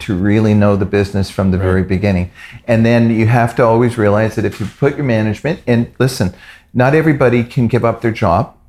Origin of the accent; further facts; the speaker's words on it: Canada; I'm Canadian